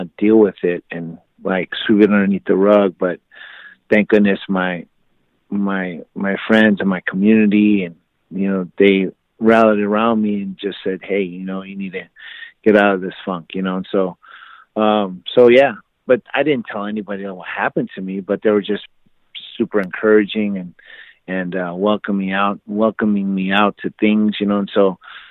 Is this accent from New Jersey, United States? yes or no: no; California, United States; moved away as an adult; also born or lived in Oklahoma; that was 20 miles away from my hometown